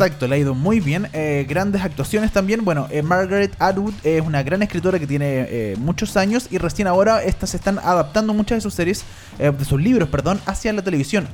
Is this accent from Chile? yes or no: yes; Chile; somos los chilenos